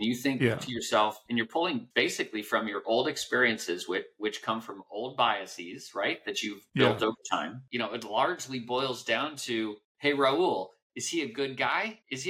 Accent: Guam; also born or lived in Hawaii / Colorado Springs, Colorado; I grew up mostly in Guam, about 8 years of my childhood in Guam, and then Hawaii, and then Colorado.

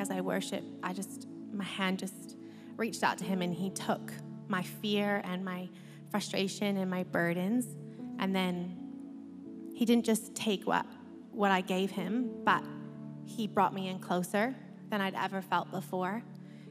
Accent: Canada; moved away; as you can sound by my accent, I'm not from here. I was born in Canada, and we had plans to go home.

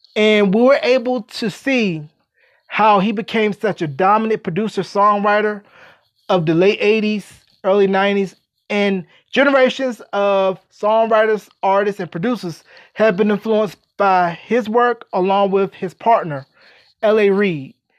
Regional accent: North Carolina, United States; my home state of North Carolina

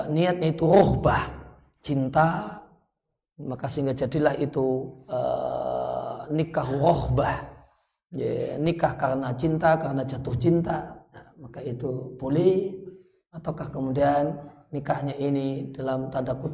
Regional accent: Yogyakarta, Special Region of Yogyakarta, Indonesia; Karena saya orang Jogja nanti yang yangan jadinya.

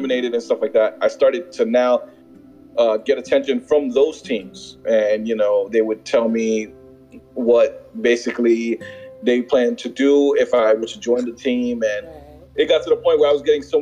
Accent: New York City, New York, United States; Born and raised in the Bronx

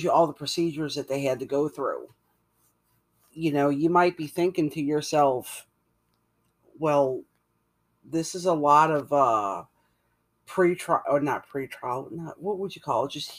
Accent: Louisiana, United States; I'm from Louisiana

